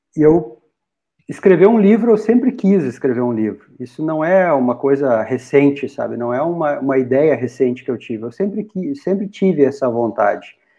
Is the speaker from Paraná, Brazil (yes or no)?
no; Rolante, Rio Grande do Sul, Brazil; moved away as an adult; now in Dois Irmãos, Brazil; Os, ambos naturais de Rolante, eu sou natural de Rolante, Morei em Rolante até bem pouco tempo atrás